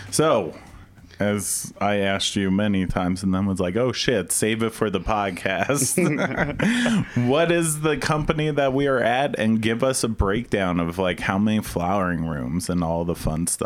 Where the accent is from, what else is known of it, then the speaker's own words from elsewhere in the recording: New Jersey, United States; I grew up in New Jersey, which is not too dissimilar to Florida. It's just the northern version of it.